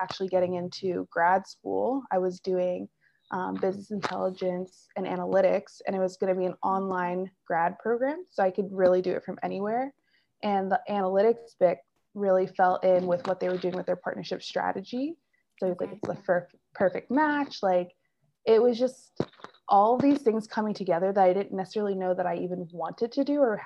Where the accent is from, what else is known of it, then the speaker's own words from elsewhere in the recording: Philadelphia, Pennsylvania, United States; moved away as an adult; I'm from Philadelphia area originally